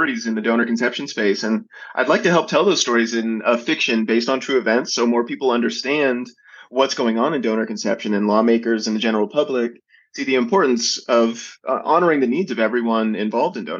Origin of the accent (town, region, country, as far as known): Atlanta, Georgia, United States; born or raised there